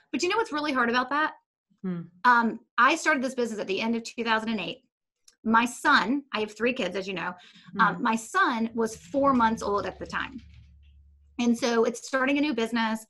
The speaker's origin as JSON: {"language": "English", "town": "Charlotte", "region": "North Carolina", "country": "United States", "tie": "born or raised there", "said": "I worked for a lobbying organization in Charlotte, North Carolina. That's where I am still today"}